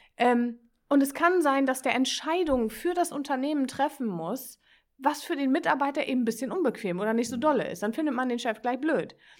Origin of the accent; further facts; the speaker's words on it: Northern Germany, Germany; accent: norddeutsche Kodderschnauze; also born or lived in Bremen; Ich bin ein norddeutsches Kind, ich habe manchmal so eine norddeutsche Kodderschnauze